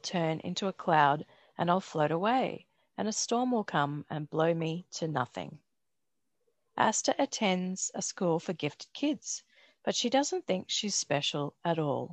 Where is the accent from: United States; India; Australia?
Australia; Brisbane, Queensland; now in Melbourne, Australia; Growing up in Brisbane, which is actually where Stephen Herrick is, I rode to school